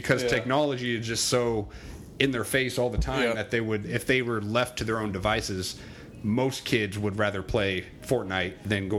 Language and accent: English; Albany, Oregon, United States; also born or lived in Southern California / Boston; I grew up in Albany.